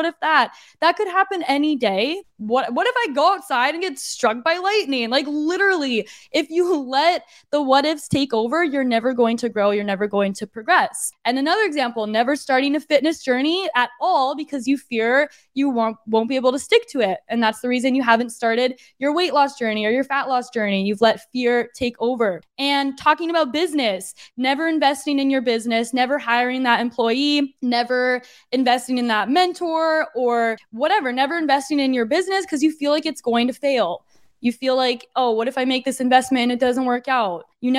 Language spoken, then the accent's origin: English; Arizona, United States; moved away as an adult; now in San Diego, United States; It's just that I was born and raised in Arizona. I've been a desert girly for a long time, for like 2 decades. I was living in Arizona.